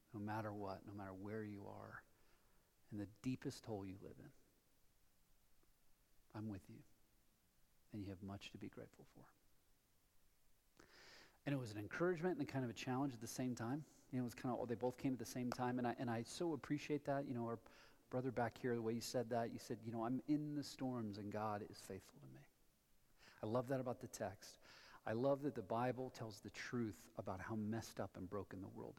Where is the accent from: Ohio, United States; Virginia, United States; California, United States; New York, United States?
Ohio, United States; Columbus; moved away as an adult; also born or lived in Colorado Front Range; now in Colorado, United States; I moved here from Columbus, Ohio, home of the Ohio State University